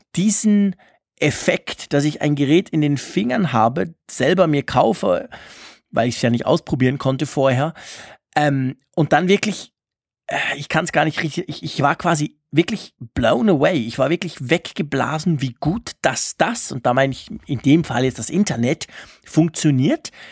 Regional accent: Switzerland; bei uns in der Schweiz

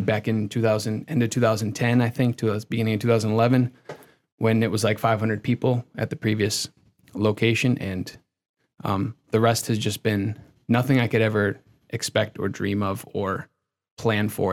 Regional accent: Connecticut, United States; moved away as an adult; also born or lived in Boston, Massachusetts; now in Massachusetts, United States; I grew up in Connecticut

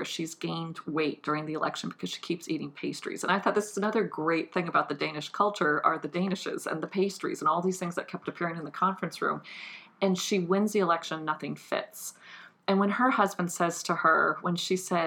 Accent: United States; as an American

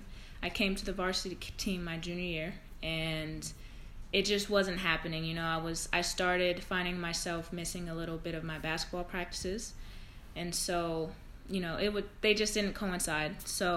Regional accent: Antioch, California, United States; also born or lived in Pittsburg, California; now in Limassol, Cyprus; I grew up in a city called Antioch. It's a little outside of the Bay Area

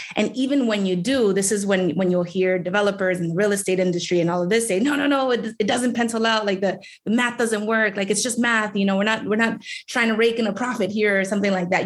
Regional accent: New York City, New York, United States; I was born and raised in District 14.

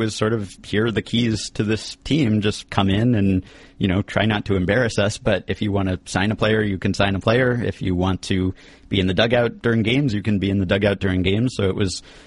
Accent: New York, United States; as a New Yorker

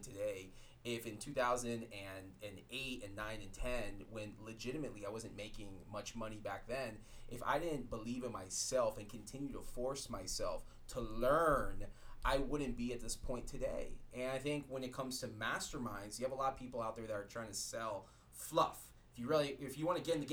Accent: Miami, Florida, United States; moved away; also born or lived in San Francisco; It's going to be my hometown. Shout out to the 305.

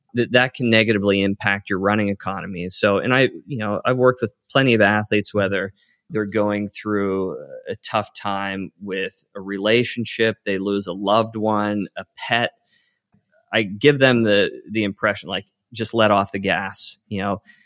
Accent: Western Pennsylvania, United States; I grew up in Western Pennsylvania

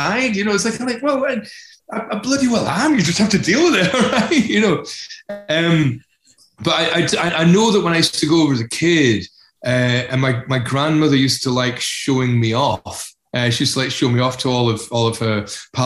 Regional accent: Glasgow / Edinburgh, Scotland, United Kingdom; also born or lived in North East England; my early childhood was in the northeast of England, and then Edinburgh and Glasgow.

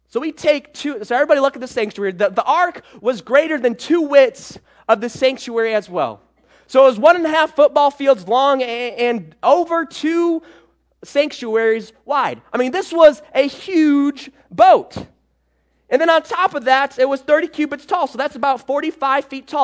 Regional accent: Michigan, United States; moved away as an adult; also born or lived in Georgia / South Carolina; I was born and raised in Michigan, um, and I lived there all my life.

